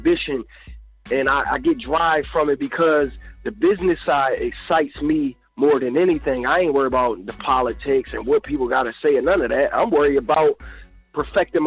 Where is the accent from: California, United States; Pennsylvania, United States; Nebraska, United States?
Pennsylvania, United States; Philadelphia; I'm from Philadelphia. Pennsylvania